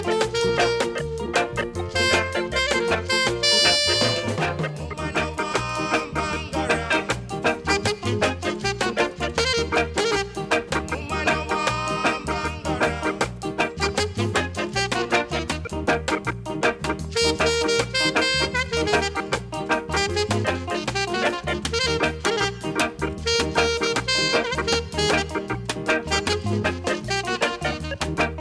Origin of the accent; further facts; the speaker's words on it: Wales, United Kingdom; accent: Welsh; my Welsh accent